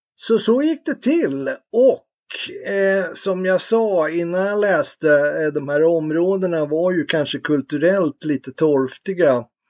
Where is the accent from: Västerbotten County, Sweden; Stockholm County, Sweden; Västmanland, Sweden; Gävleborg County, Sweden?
Stockholm County, Sweden; Tyresö; jag är uppväxt i Bollmora, sydöst om Stockholm